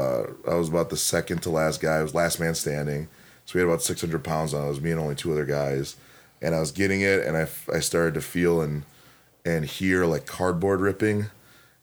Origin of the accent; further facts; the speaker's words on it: Milwaukee, Wisconsin, United States; It just happened to be my hometown